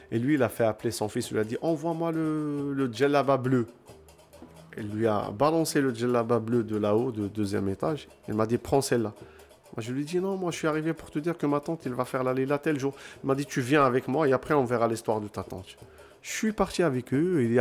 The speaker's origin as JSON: {"language": "French", "town": "Casablanca", "region": "Casablanca-Settat", "country": "Morocco", "said": "je suis un Marocain, je viens du Casablanca. Je suis grandi dans les cérémonies"}